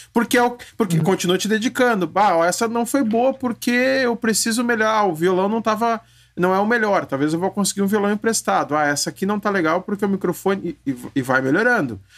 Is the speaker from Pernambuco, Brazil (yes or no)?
no; Rio Grande do Sul, Brazil; Eu sou do Rio Grande do Sul também